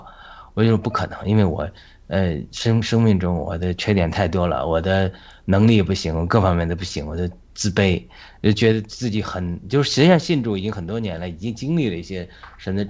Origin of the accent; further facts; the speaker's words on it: northern China, China; 我不知道大家怎么成长的背景啊，因为我是在北方农村成长的，在这种家，当然家庭原来也是，呃，不能说贫特别贫穷吧，在村里还可以